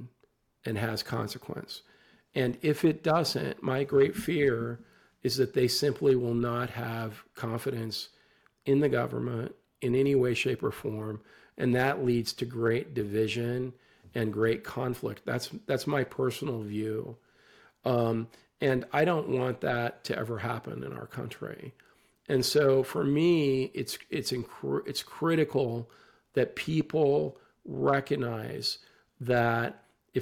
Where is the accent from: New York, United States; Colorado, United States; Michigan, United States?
Colorado, United States; Western; where I grew up in Western Colorado